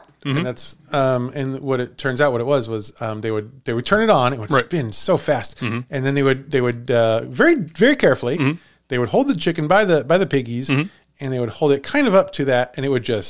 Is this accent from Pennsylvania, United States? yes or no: no; Villa Ridge, Missouri, United States; I grew up in Villa Ridge, Missouri.